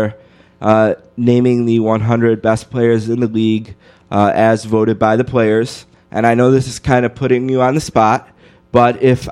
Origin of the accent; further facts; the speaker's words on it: Buffalo, New York, United States; I'm from Buffalo